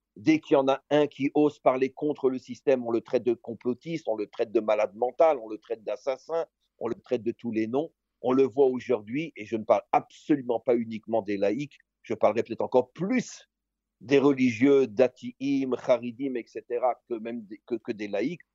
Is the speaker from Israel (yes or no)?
yes; Israel; chez nous en Israël